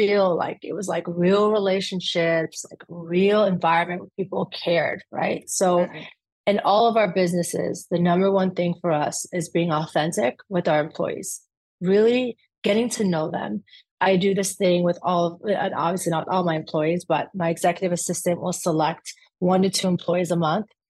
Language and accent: English; Afghanistan; And I'm proud to say that I'm from Afghanistan.